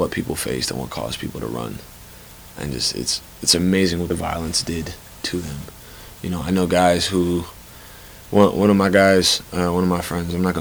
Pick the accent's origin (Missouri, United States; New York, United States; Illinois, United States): Illinois, United States; Chicago; moved away as an adult; now in Stanford, United States; I'm from Chicago, Illinois, Chicago proper.